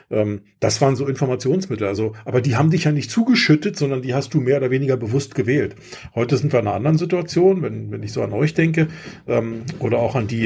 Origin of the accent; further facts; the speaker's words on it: Germany; Also ich bin in der DDR groß geworden.